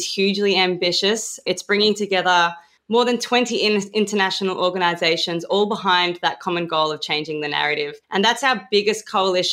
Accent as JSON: {"language": "English", "country": "Australia", "accent": "Australian", "said": "when I start speaking in an Australian accent"}